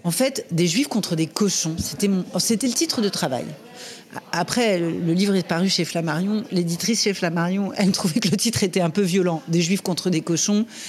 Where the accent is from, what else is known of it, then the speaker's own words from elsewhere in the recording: Les Lilas, Île-de-France, France; je suis né au Lila, à la clinique des Lilas, en Seine-Saint-Denis, juste à côté de Paris.